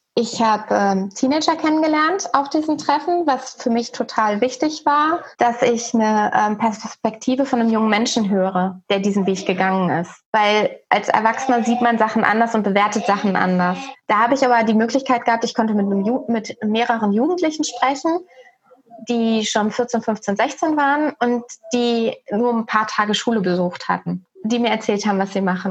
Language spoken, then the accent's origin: German; Germany; moved away as an adult; wir sind in 2018 aus Deutschland ausgewandert